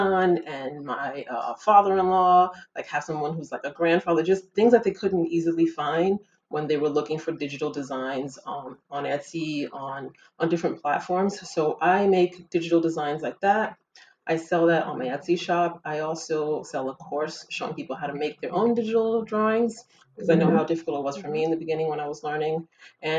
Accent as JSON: {"language": "English", "country": "United States", "tie": "born or raised there", "also_born_or_lived": "Ghana", "moved": "as an adult", "lives_now": "France", "said": "I lived in, you know, in America pretty much my whole life. Grew up there since like the age of five, because I'm originally from Ghana."}